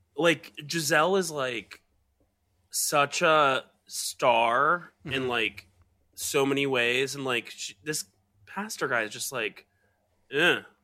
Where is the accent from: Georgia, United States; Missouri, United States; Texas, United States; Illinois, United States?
Georgia, United States; moved away; where I grew up in Georgia